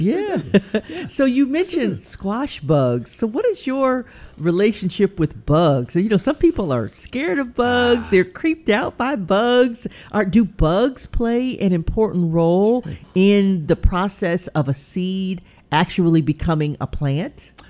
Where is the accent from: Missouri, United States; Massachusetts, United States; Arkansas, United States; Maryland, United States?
Arkansas, United States; Pine Bluff; when I was growing up in Pine Bluff, Arkansas.